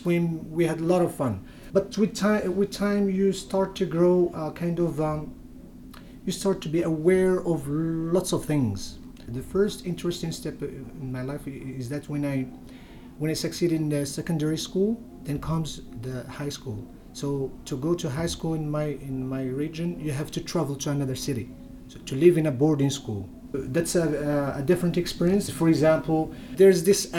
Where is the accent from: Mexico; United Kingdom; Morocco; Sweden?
Morocco; Agadir, Souss-Massa; first language Berber (Tamazight); English is a second language; moved away as an adult; now in United States; I'm from Morocco, from a place called Agadir, the suburbs of Agadir in the mountains. So I'm a Berber